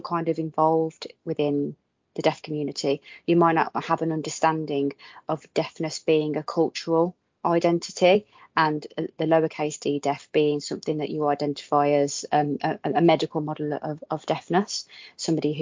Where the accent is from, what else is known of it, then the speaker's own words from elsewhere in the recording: Midlands, United Kingdom; I'm from the Midlands